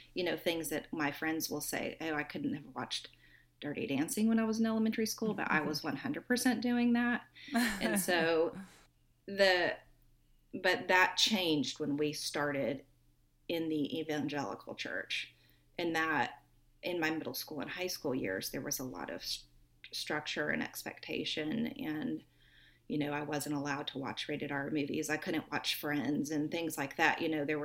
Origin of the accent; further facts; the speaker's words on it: the Bible Belt, United States; I grew up in the Bible Belt